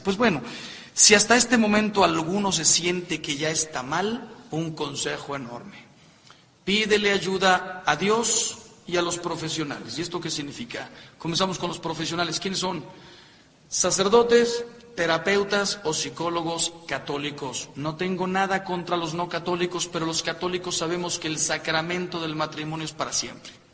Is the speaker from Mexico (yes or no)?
yes; Mexico; yo soy mexicano